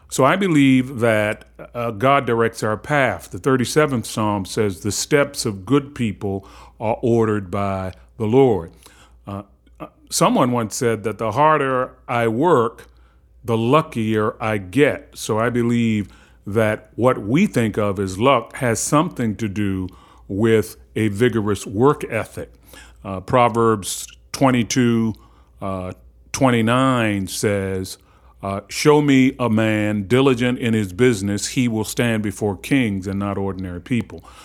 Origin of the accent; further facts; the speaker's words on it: Baltimore, Maryland, United States; I grew up in Cherry Hill in the public housing project of Baltimore.